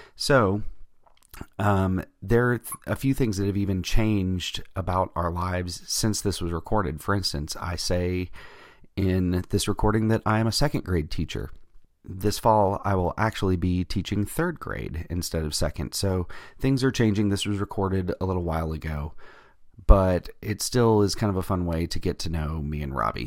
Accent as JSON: {"language": "English", "region": "Georgia", "country": "United States", "said": "I'm from Georgia"}